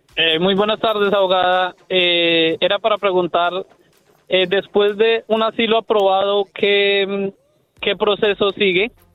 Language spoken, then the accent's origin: Spanish; Guatemala; now in United States; somos de Guatemala